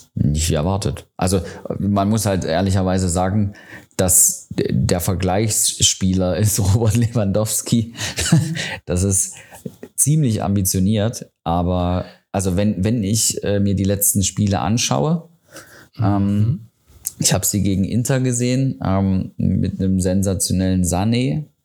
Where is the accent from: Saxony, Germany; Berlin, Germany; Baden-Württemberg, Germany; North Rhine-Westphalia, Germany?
Saxony, Germany; Riesa; aus meiner Heimatstadt, aus Riesa